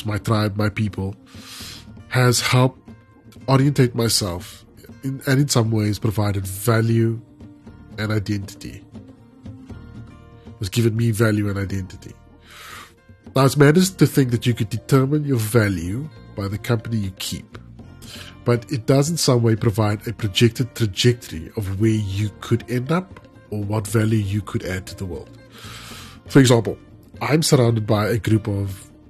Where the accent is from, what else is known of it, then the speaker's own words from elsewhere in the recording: South Africa; I'm a South African